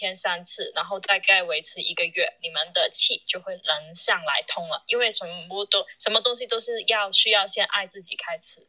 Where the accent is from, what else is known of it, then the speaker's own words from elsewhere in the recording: New York, United States; 我是来自纽约的。